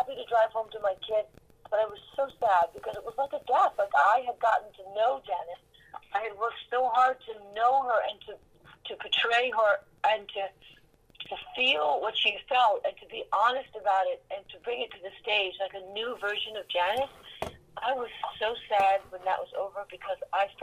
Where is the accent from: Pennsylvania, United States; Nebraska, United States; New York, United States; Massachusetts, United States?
New York, United States; moved away as an adult; also born or lived in California; a true born and bred Manhattanite